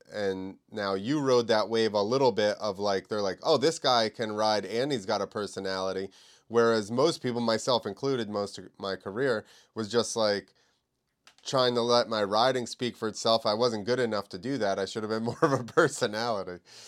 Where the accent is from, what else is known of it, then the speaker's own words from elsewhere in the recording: New Jersey, United States; I'm from New Jersey